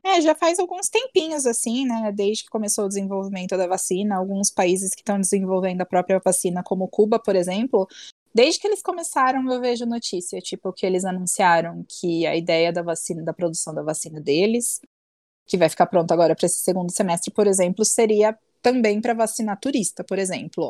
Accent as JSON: {"language": "Portuguese", "country": "Brazil", "said": "eu sou brasileira"}